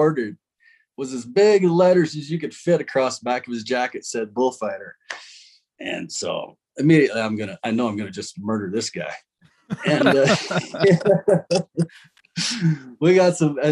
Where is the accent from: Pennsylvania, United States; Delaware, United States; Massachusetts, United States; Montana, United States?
Montana, United States; Eastern; moved away; also born or lived in Texas; I lived there for 15 years, but I grew up in Montana. Both sides of my family were in ranching, still are. So I was brought up old school cowboy, Eastern Montana